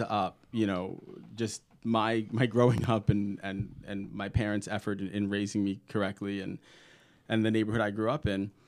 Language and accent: English; New York City, New York, United States; now in Indiana, United States; growing up in Brooklyn